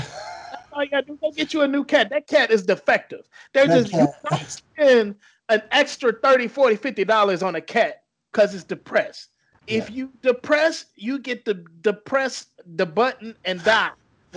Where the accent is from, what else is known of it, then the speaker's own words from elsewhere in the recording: North Carolina, United States; Yeah, Richard Petty, man. Yes, right. That's why I'm from North Carolina.